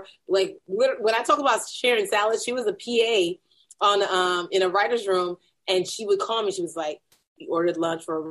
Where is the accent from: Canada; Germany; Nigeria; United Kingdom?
Nigeria; moved away; I'm still a Nigerian who likes competition